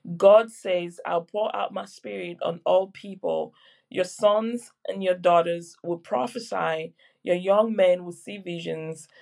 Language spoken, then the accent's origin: English; Cameroon; now in Surrey, United Kingdom; I was born in Cameroon